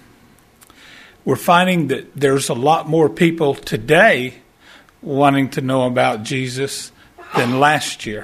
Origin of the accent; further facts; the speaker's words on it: Texarkana, United States; My wife and I, we're from Texarkana, and we do fair ministries